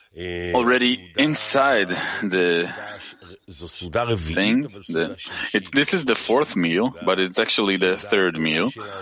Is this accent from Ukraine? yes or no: yes; Donetsk, Donetsk Oblast, Ukraine; now in Odesa, Ukraine; Hello from Odessa. Truly … I'm from Donetsk. But now I'm in Odessa